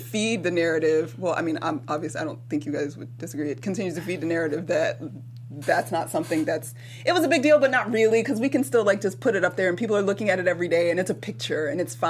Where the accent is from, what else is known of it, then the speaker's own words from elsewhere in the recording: Atlanta, Georgia, United States; I grew up in Atlanta, so there's a whole lot of slave memorabilia all around the place all the time